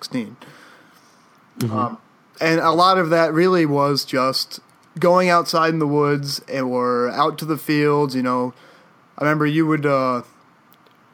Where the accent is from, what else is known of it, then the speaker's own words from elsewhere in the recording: Canterbury, Connecticut, United States; we grew up in Connecticut, in the country, the eastern side of the state, a little town called Canterbury